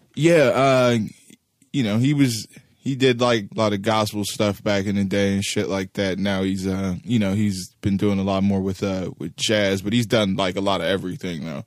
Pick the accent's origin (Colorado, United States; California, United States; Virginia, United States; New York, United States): California, United States; Los Angeles; also born or lived in Pacoima / Sylmar; I was born in, uh, in Van Nuys